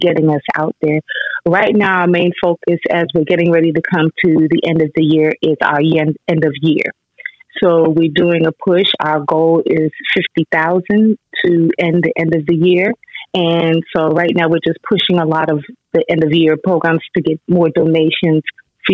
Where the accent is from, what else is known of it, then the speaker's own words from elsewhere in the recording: New York, United States; moved away as an adult; also born or lived in Baltimore, Maryland; now in Maryland, United States; I'm a native New Yorker, so I had to head back to New York